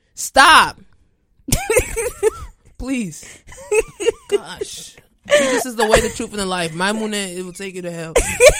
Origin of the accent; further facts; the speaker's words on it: Florida, United States; also born or lived in Haiti; been in 3 different Haitian churches. I've lived in 2 communities. I grew up in Florida.